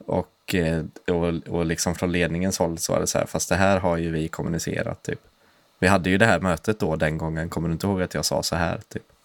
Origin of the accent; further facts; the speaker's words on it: Sweden; jag är inte svensk i första hand